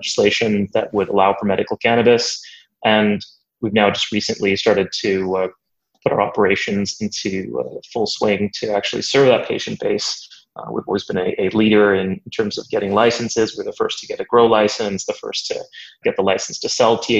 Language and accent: English; Canada; moved away as an adult; also born or lived in Waterloo, Canada; now in London, United Kingdom; my background is largely that I'm Canadian